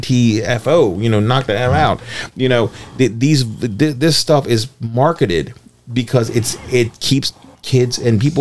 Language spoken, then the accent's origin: English; Maryland, United States; Back in the day, I was born and raised in Armstead Gardens, and I remember very, very clearly there was a cool billboard for years outside of my neighborhood.